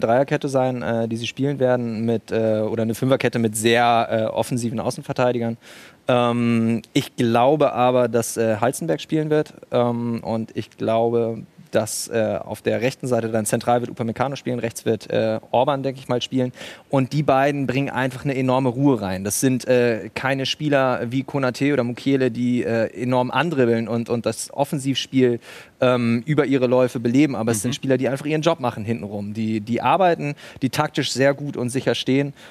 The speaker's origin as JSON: {"language": "German", "region": "Bremen", "country": "Germany", "moved": "as an adult", "lives_now": "Leipzig, Germany", "said": "Ich komme aus Bremen, aber seit 2013 bin ich jetzt in Leipzig"}